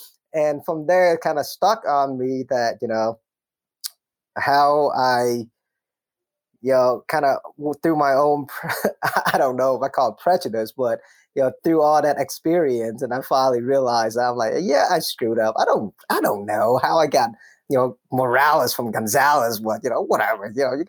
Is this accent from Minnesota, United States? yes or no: yes; Minnesota, United States; English is a second language; So growing up in Minnesota, I remember when I first got there, I didn't really speak English, right?